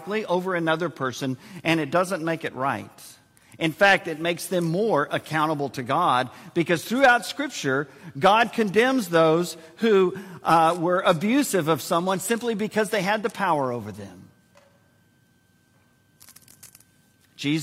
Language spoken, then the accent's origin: English; San Antonio, Texas, United States; Joyce and I were born and raised in San Antonio, which is filled with Air Force bases.